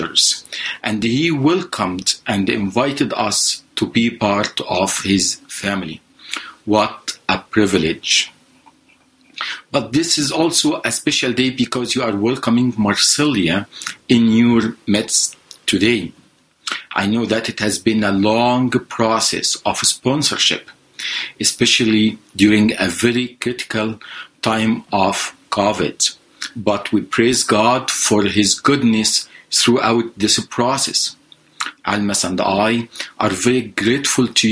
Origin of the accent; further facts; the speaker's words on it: Egypt; moved away as an adult; now in Canada; I am originally from Egypt. I left Egypt about 20 years ago.